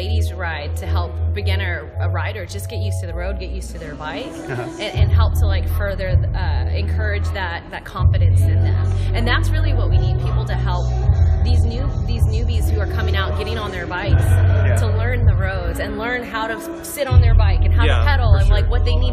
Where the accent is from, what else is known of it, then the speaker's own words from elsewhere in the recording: San Antonio, Texas, United States; now in Houston, United States; I'm from San Antonio.